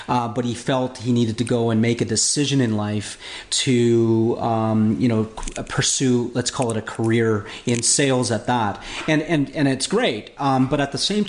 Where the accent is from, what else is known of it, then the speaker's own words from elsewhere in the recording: Canada; now in Florida, United States; in Canada, I'm Canadian